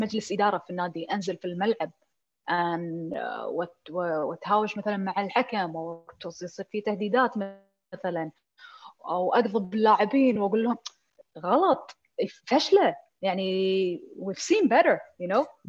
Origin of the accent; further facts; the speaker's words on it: Kuwait; عندنا بالكويت